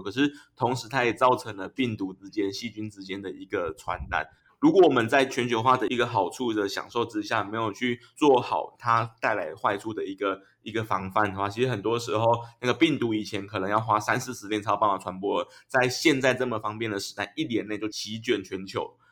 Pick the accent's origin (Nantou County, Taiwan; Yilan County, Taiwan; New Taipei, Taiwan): Yilan County, Taiwan; 我小时候在那个宜兰的那个三合院长大的，隔壁有一嗯。个，有一个阿伯，他是养猪的